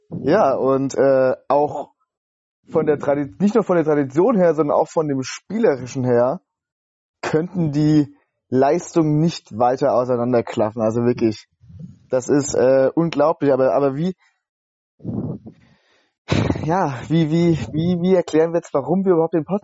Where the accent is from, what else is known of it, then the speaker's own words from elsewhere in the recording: Rhineland-Palatinate, Germany; now in Leipzig, Germany; Wir sitzen hier nämlich beide in, im wunderschönen Leipzig äh, ich bin als Pfälzer zugezogen für mein Studium und habe mich in diese Stadt verliebt